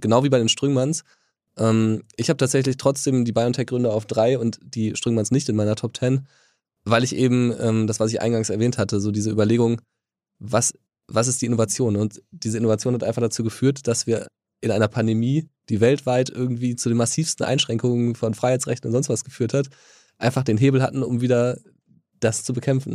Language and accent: German; near Wuppertal, North Rhine-Westphalia, Germany; ich komme ja sogar aus der Nähe von Wuppertal